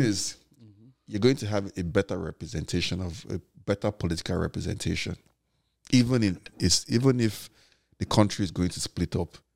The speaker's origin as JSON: {"language": "English", "region": "Lagos", "country": "Nigeria", "tie": "born or raised there", "also_born_or_lived": "Enugu", "said": "I grew up in Lagos. Yeah. I, look, I view myself as a Lagosian"}